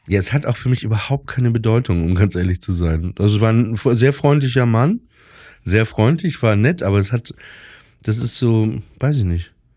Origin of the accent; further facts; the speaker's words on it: Germany; ich bin auch aus Deutschland